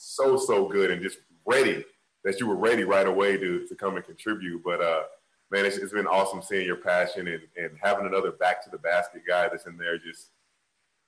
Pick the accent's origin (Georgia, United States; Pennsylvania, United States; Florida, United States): Florida, United States; Jacksonville; I'm from Jacksonville, and my whole adult life, as far as living in America, I've only lived in Florida